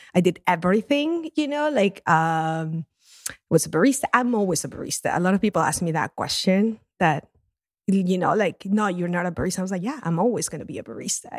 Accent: Lima, Peru; moved away; my first job in coffee was in my hometown of Lima in Peru. That's where I grew up

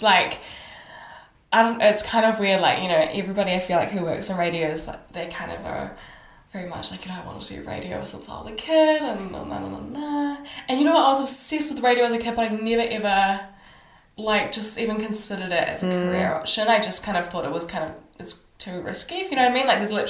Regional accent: Auckland, New Zealand; moved away; We're all Kiwis from Auckland.

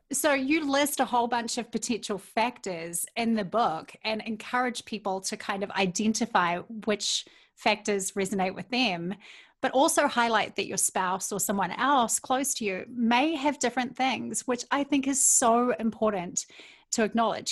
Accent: New Zealand; now in Minnesota, United States; I love living in Minnesota, being a New Zealander

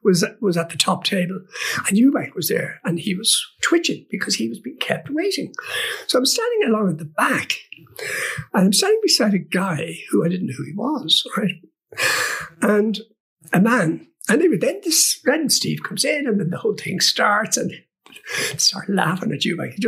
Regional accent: England, United Kingdom; I said, "But I am English."

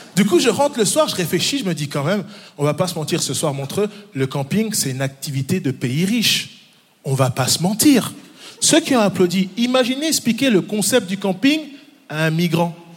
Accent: Neuchâtel, Switzerland; born or raised there; also born or lived in Democratic Republic of the Congo

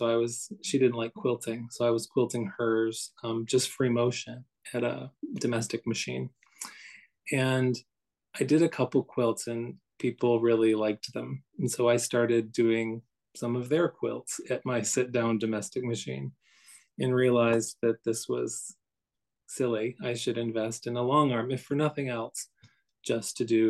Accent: Midwest, United States; also born or lived in Morris County, New Jersey; now in New Jersey, United States; I'm from the Midwest, where I think of that as being very rural

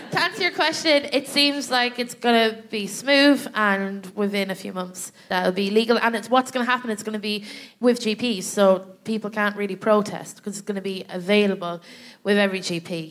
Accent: Ireland; moved away as an adult; now in London, United Kingdom; I was in my hometown

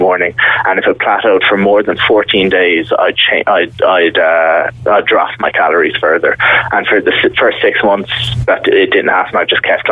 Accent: Mallow, Munster, Ireland; moved away as an adult; now in Mallorca, Spain; I'm from Mallow.

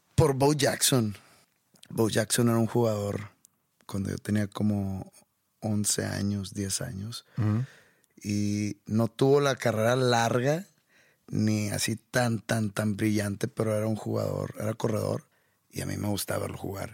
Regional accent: Mexico; accent: norteño; soy mexicano

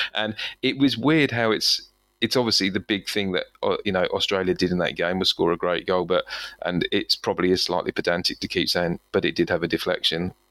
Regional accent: England, United Kingdom; I'm English here.

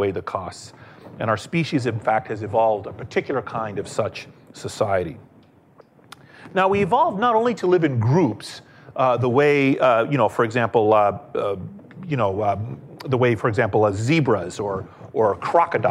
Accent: Washington, District of Columbia, United States; I grew up in Washington, D.C.

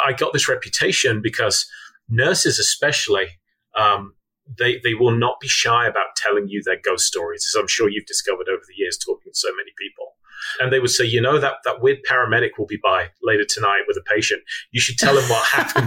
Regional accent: Midlands, United Kingdom; now in United States; I grew up in the Midlands in the UK.

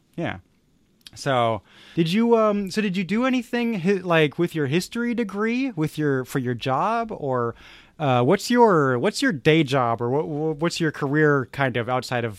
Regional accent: California, United States; kind of, because I'm from California.

